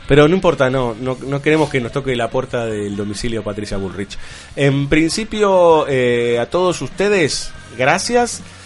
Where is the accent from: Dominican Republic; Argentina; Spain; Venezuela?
Argentina; Buenos Aires; yo soy de Mataderos.